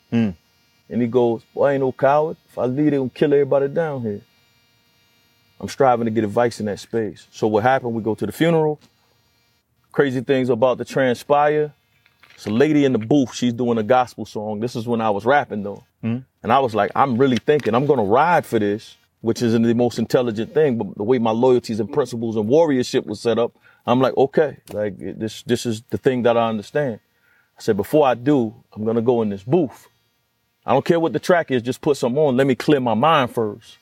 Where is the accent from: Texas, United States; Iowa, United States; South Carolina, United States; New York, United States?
South Carolina, United States; Conway; I come from Conway, South Carolina. In Conway, South Carolina, we're in a space where our road was pretty much divided in the city. I came up where it's still Confederate Memorial Day in our city